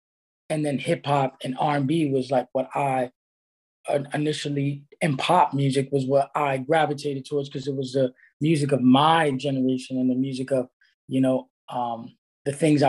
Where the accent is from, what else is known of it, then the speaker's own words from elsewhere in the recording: New York City, New York, United States; I was living in Brooklyn. I was born in Brooklyn.